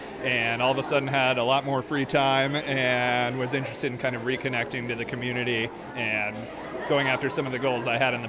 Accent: Tucson, Arizona, United States; I grew up in Tucson

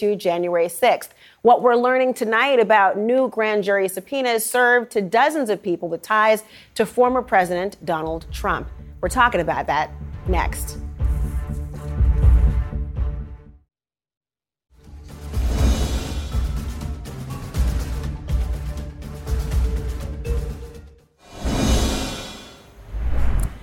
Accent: United States; I'm Black American

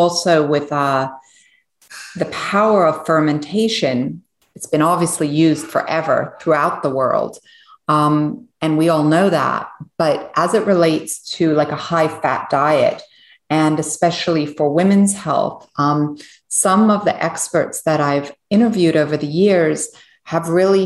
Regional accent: Switzerland; moved away; So I was born in Switzerland and I was born on a biodynamic farm.

